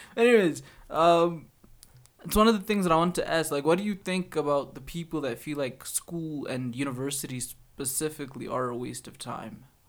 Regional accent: Alberta, Canada; we come from Albertans

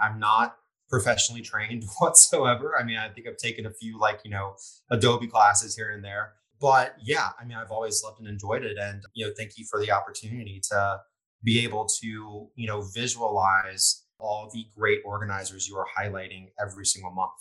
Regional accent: Lafayette, Louisiana, United States; I'm from Lafayette

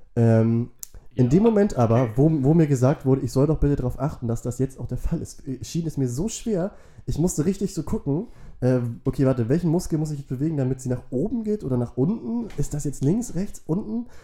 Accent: Wentorf, Schleswig-Holstein, Germany; Wentorf, äh, dem Nachbardorf, wo ich aufgewachsen bin

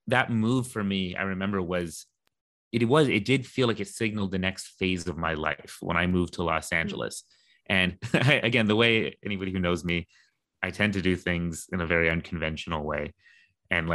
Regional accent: Canada; now in London; I was born in Canada

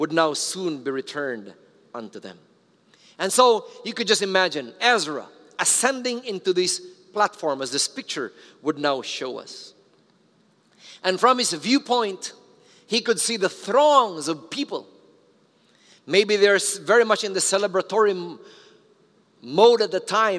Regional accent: Philippines

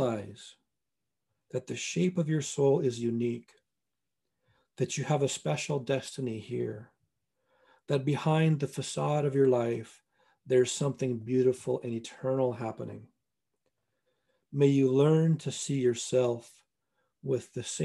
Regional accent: Northwest Montana, United States; now in North Bend, United States; I grew up in Northwest Montana

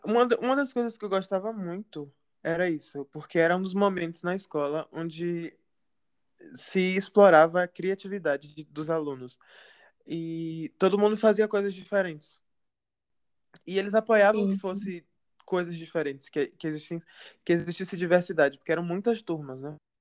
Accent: Ilhéus, Bahia, Brazil; moved away; a gente é de Ilhéus

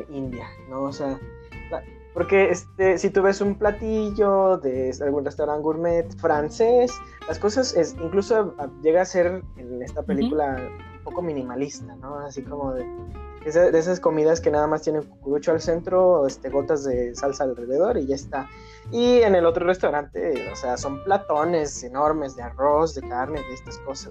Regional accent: Mexico; mi esa cultura como mexicanos

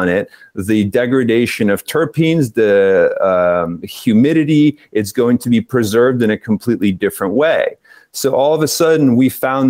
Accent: East Coast of the US, United States; accent: East Coast; moved away as an adult; also born or lived in Spain; now in Netherlands; my East Coast accent

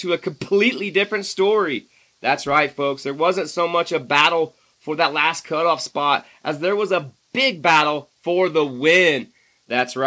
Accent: Indiana, United States; now in Colorado, United States; in my hometown. That's right, in Indiana

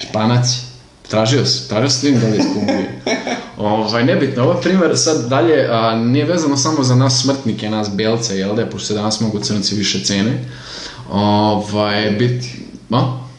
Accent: Serbia; mi smo Srbi, mi mrzimo druge Srbe.

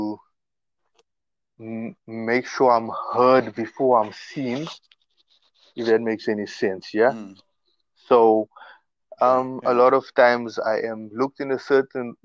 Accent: Mbombela, Mpumalanga, South Africa; I came from Rob Ferreira, like, in 1984

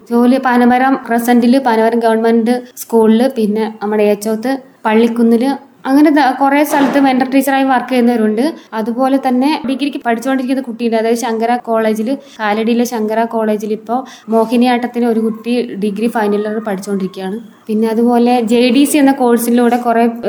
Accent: Nellikkal colony, Kerala, India; also born or lived in Kalady / Palakkad; വെളിയെ നെല്ലിക്കൽ കോളനിയിൽ നിന്നാണ് വരുന്നത്

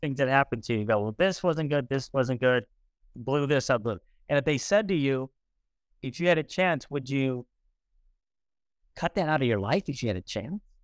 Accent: East St. Louis, Illinois, United States; I was born in East Saint Louis, Illinois, about almost seventy years ago.

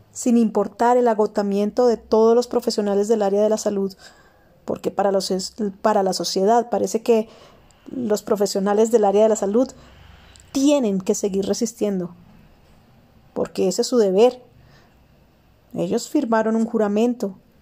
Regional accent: Colombia; en mi país, Colombia

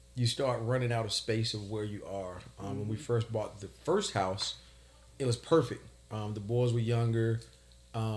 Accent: Emporia, Virginia, United States; moved away as an adult; now in Suffolk, United States; born and raised in Emporia, Virginia. Now living in Suffolk, been here almost 20 years

